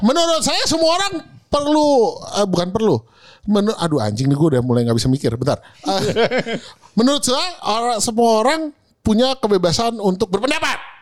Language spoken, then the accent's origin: Indonesian; Indonesia; lahir di Indonesia